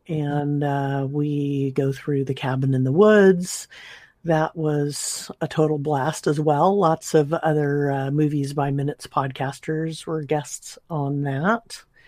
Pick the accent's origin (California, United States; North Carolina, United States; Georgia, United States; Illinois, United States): California, United States; so I grew up in Southern California, my dad always had a, as long as I can remember, had a subscription to Rolling Stone